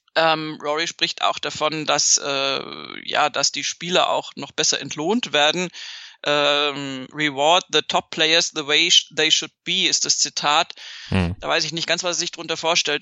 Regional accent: Bavaria, Germany

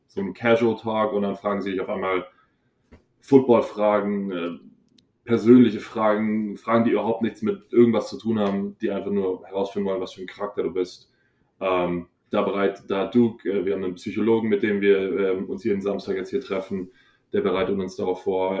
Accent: Hohenbrunn, Bavaria, Germany; moved away; ich bin aus Hohenbrunn

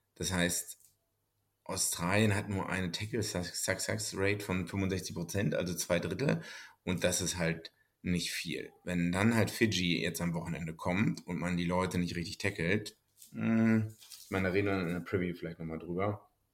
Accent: Germany; als Deutscher

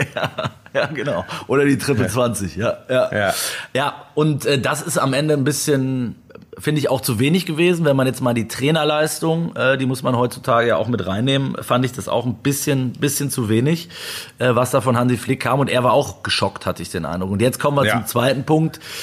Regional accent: Germany; bei uns in Deutschland

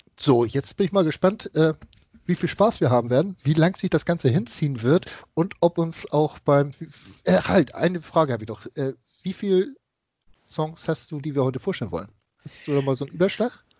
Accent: Hamburg, Germany; was ich als Hamburger Jung und HSV-Fan so miterlebt habe, von klein auf mit der Raute groß zu werden

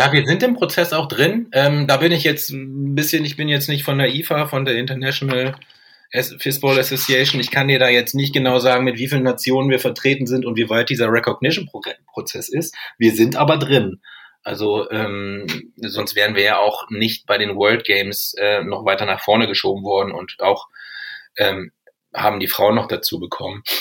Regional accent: Lüneburg, Lower Saxony, Germany; ich komme jetzt ja aus Lüneburg, eine Volleyball-Bundesliga-Stadt

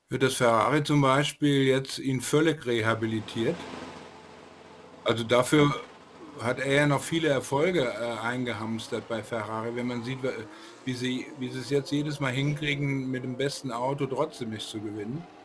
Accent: Frankfurt, Hesse, Germany; der kam mir als Frankfurter auch sehr bekannt vor.

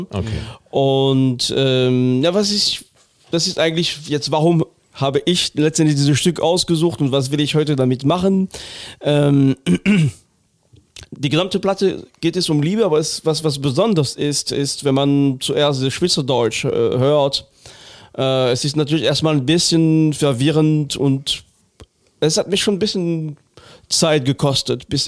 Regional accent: Northern Germany, Germany; now in Cologne, Germany; Ich bin Norddeutscher.

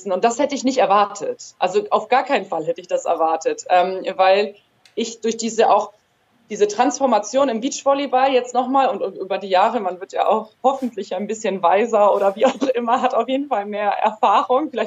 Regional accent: Germany; born there; ich bin hier auch in Deutschland geboren, aber ohne die Sprache zu können, war der Sport dann auch schon irgendwie verbindend und integrierend für meine Familie.

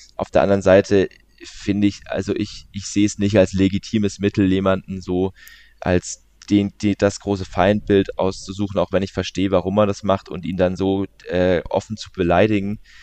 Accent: Leimen, Baden-Württemberg, Germany; also born or lived in Walldorf; ich komme aus der Region, ich bin in der Nähe von, ich bin in Leimen tatsächlich geboren

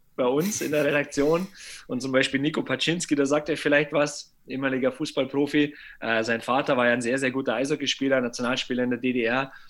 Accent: Bavaria, Germany; Bei uns in Bayern

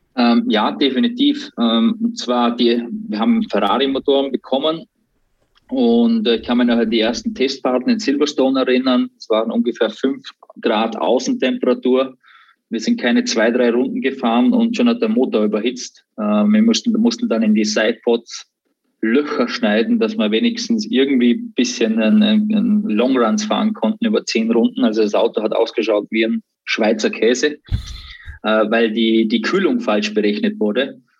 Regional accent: Austria; born or raised there

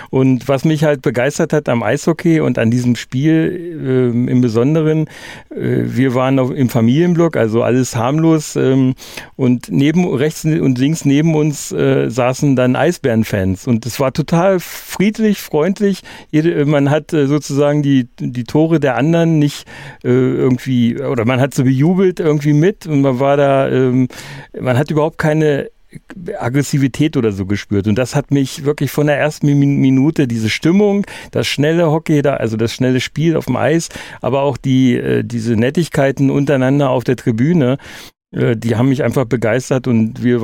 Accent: Ströbeck, Saxony-Anhalt, Germany; now in near Helmstedt, Germany; ursprünglich komme ich gar nicht aus der Ecke, sondern noch weiter östlich, nämlich aus der ehemaligen DDR bei äh, Halberstadt habe ich in Deutschlands einzigem Schachdorf gelebt. Äh, Ströbeck Schachdorf Ströbeck

